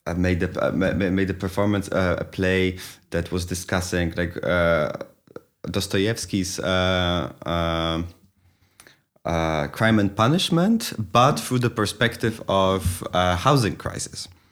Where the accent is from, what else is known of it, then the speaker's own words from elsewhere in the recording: Poznań, Greater Poland, Poland; moved away; also born or lived in Kraków; it's my hometown